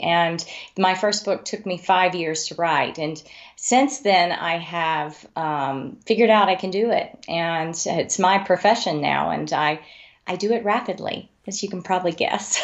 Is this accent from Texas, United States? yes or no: yes; Amarillo, Texas, United States; also born or lived in Wyoming; I grew up in Amarillo, Texas